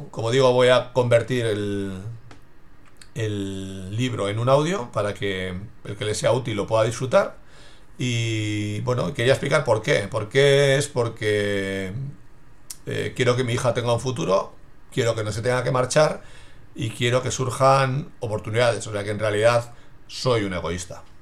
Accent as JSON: {"language": "Spanish", "town": "Basel", "region": "Basel-Stadt", "country": "Switzerland", "tie": "born there", "said": "No nací aquí, sino que nací en Basilea, en Suiza, soy hijo de migrantes y siempre me ha quedado esa marca eh, de admiración por la gente que deja su entorno y busca su futuro en otro lugar."}